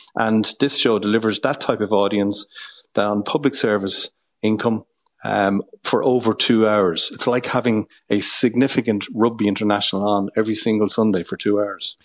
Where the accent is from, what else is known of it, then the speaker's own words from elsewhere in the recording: Ireland; who we are as an Irish nation